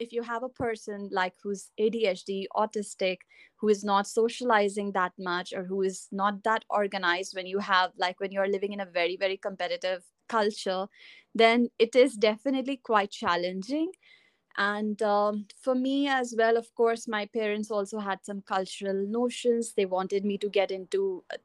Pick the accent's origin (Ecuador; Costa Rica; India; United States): India; moved away as an adult; also born or lived in Dubai, United Arab Emirates; now in United Kingdom; I'm originally from India, and I lived in Dubai before